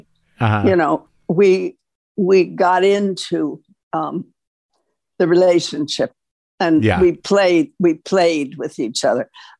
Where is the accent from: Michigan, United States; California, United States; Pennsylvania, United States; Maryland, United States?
Michigan, United States; also born or lived in Los Angeles; now in New York, United States; I grew up in Michigan, so I'm used to four seasons.